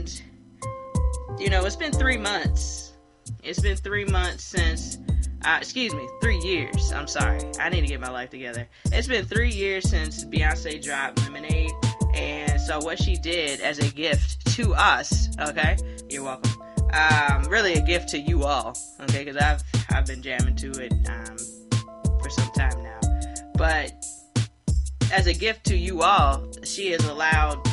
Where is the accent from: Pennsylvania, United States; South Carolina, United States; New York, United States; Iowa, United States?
South Carolina, United States; Hilton Head; Born and raised in South Carolina